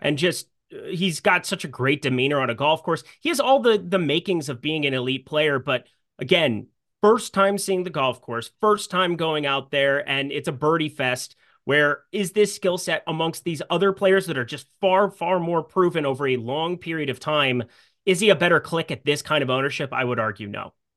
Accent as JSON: {"language": "English", "town": "Sioux Falls", "region": "South Dakota", "country": "United States", "tie": "born or raised there", "said": "We had the same golf coach growing up in Sioux Falls, South Dakota"}